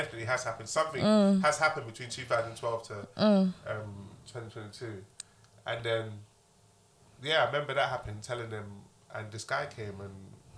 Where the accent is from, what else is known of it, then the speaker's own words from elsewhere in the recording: London, United Kingdom; I got shot at in my area. I'm from Broad Farm.